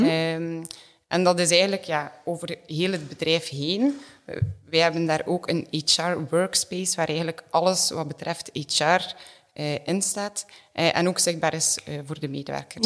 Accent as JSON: {"language": "Dutch", "town": "Ghent", "region": "Flanders", "country": "Belgium", "tie": "born or raised there", "said": "opgegroeid in Gent."}